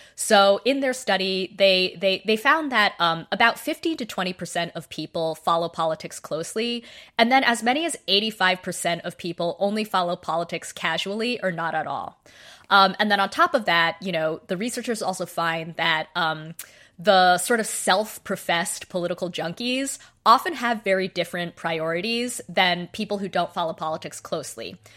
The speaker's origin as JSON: {"language": "English", "town": "Boise", "region": "Idaho", "country": "United States", "tie": "born or raised there", "said": "I grew up in Boise, Idaho."}